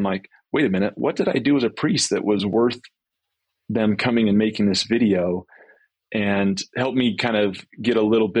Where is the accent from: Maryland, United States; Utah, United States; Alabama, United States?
Utah, United States; Grantsville; I grew up in... I was telling you before, I grew up in Grantsville, but then we moved to Alpine.